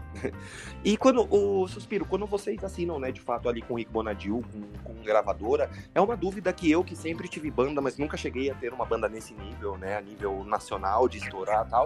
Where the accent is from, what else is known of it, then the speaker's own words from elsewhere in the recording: São Paulo, Brazil; eu que sou de São Paulo